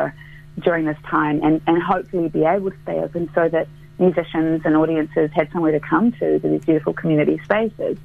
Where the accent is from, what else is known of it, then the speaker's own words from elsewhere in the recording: Christchurch, Canterbury, New Zealand; moved away; I grew up here in Christchurch, and the South Island is very much my home